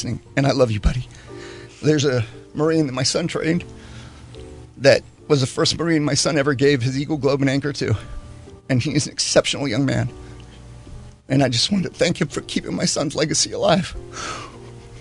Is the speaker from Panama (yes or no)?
yes; Panama; moved away; when I grew up in Panama